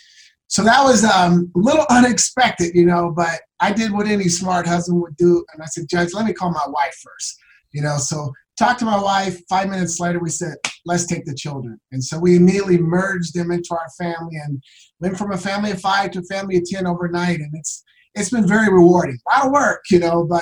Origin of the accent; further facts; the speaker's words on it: Portland, Oregon, United States; now in Scottsdale, United States; I'm from Portland, Oregon, born and raised in Portland, Oregon. I now live in sunny Scottsdale, Arizona.